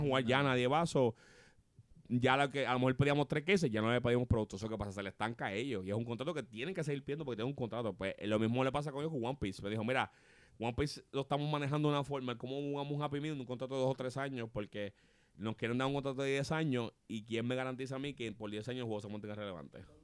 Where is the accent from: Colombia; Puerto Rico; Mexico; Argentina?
Puerto Rico